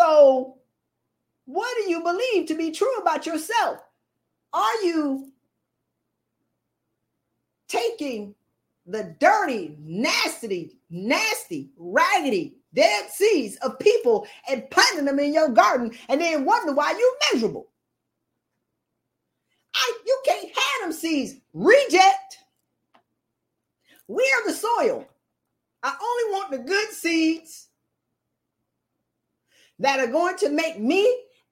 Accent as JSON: {"language": "English", "region": "the South", "country": "United States", "tie": "born or raised there", "moved": "yes", "said": "my family gets out of the South"}